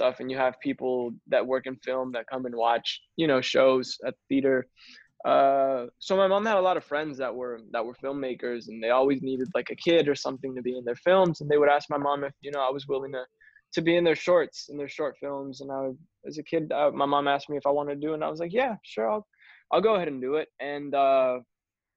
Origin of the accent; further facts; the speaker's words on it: Los Angeles, California, United States; I'm LA born and raised.